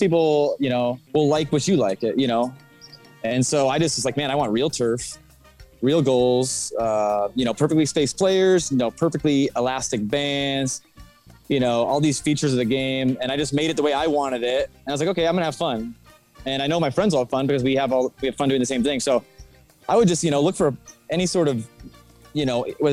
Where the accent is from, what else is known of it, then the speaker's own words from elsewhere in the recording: Phoenix, Arizona, United States; I grew up in Phoenix, Arizona, born and raised my entire childhood